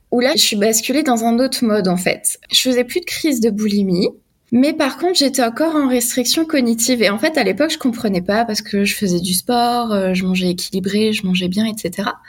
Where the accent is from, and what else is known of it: Alsace, Grand Est, France